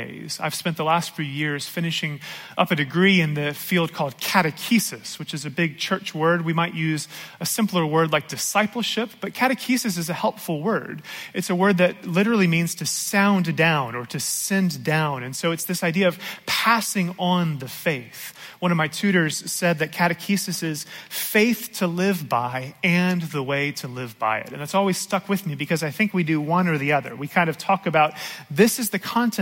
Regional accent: Georgia, United States; I grew up here in Georgia

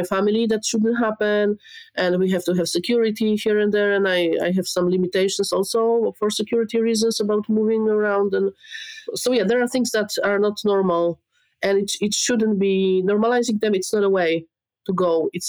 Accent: Poland; I'm from Poland

